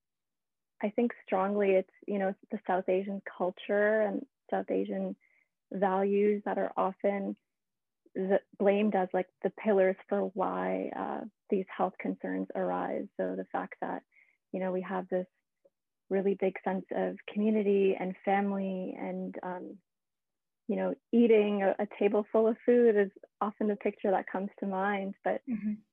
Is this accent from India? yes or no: no; Canada; I was, you know, born and raised in Canada